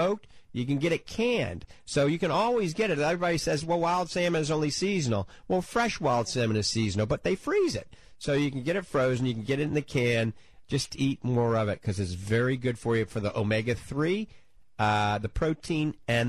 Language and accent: English; New Orleans, Louisiana, United States; also born or lived in The Villages, Florida / Ocala, Florida; now in Florida, United States; I grew up in New Orleans, NOLA